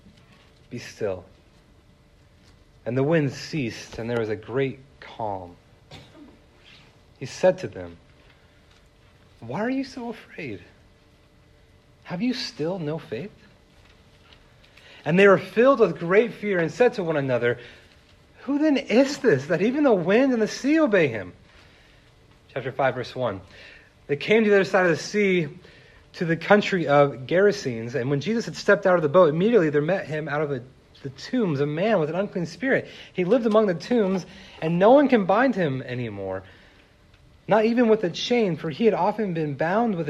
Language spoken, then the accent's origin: English; California, United States; I grew up in California